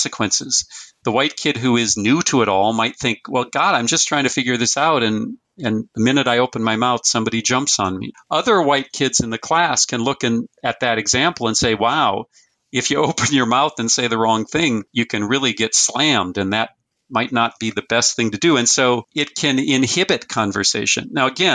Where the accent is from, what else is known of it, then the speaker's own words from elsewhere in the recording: Fargo, North Dakota, United States; I was born in 1958 in Fargo, North Dakota, or in North Dakota.